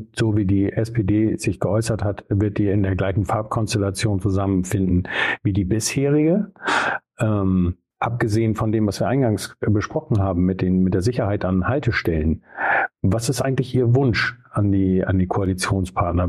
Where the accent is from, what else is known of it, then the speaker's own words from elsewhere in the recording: Bremen, Germany; ich komme ja aus Bremen-Nord